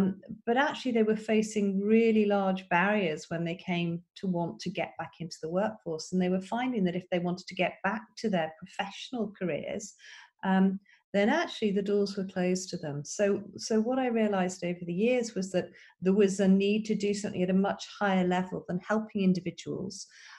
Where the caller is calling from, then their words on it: Wimbledon, London, United Kingdom; So I am calling in from Wimbledon, England.